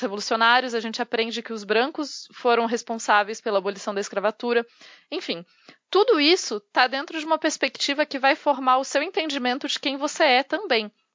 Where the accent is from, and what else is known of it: Brazil